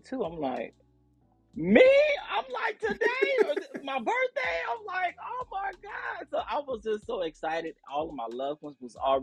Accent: Chicago, Illinois, United States; I grew up in the Chicagoland area. Shout out to Chicago

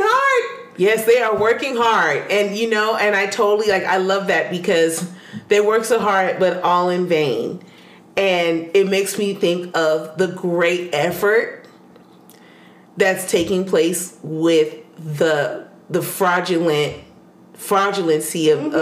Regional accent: United States; we as American

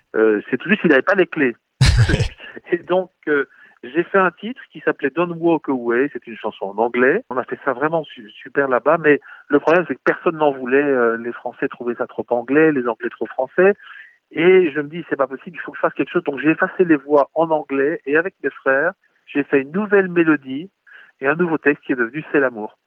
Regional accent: Belgium; on est des Belges

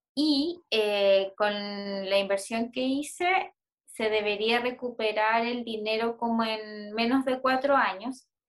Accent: Puerto Varas, Los Lagos, Chile; moved away; donde yo nací en Puerto Varas

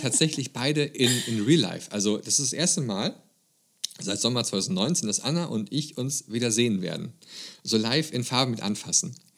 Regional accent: Germany; bei uns in Grünheide in Deutschland

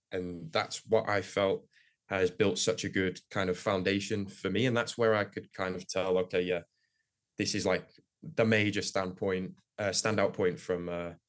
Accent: Woodbridge, Ontario, Canada; I grew up here playing in Woodbridge, um, so um, kind of around like the League One Ontario system.

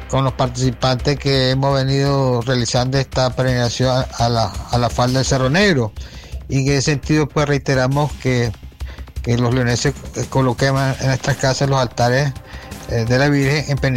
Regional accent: León, Nicaragua; como ciudadano leonés

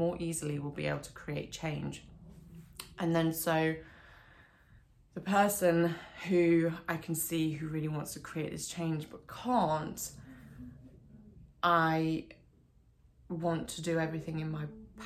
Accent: Derbyshire, East Midlands, United Kingdom; moved away; also born or lived in Australia; I moved back to Derbyshire from Australia when I was 24

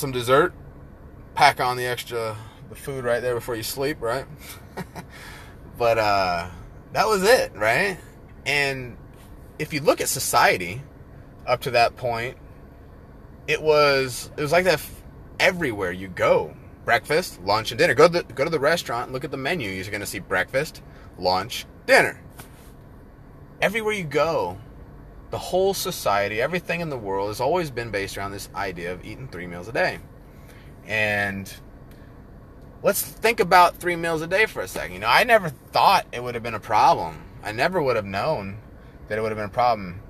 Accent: Northern California, United States; moved away; We lived out in the foothills up in Northern Cali

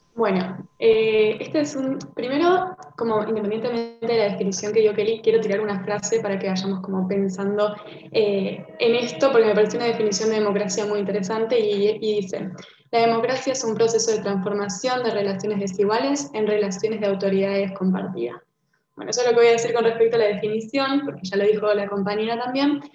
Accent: Buenos Aires, Argentina; soy argentina de Buenos Aires

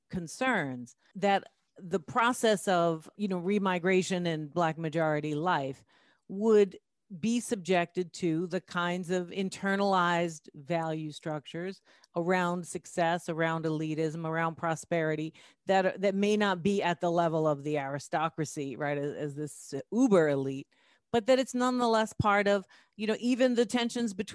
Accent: New York City, New York, United States; I'm from the Bronx

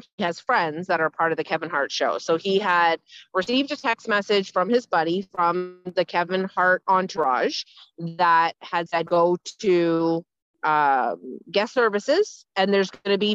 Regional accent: Ontario, Canada; moved away; I'm from Ontario

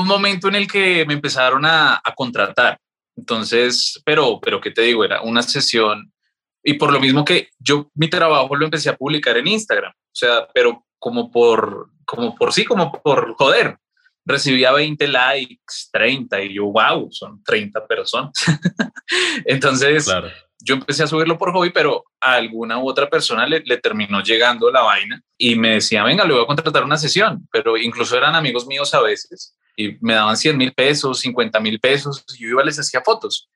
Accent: Bogotá, Colombia; mi familia es boyacense, yo no soy boyacense, casi, pero nací acá en Bogotá. Vivíamos en el sur de Bogotá

